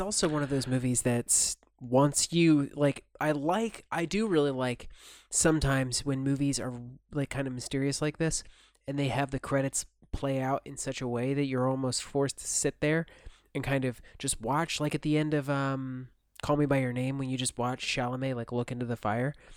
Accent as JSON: {"language": "English", "country": "United States", "moved": "as an adult", "lives_now": "Turkey", "said": "I'm still an American citizen"}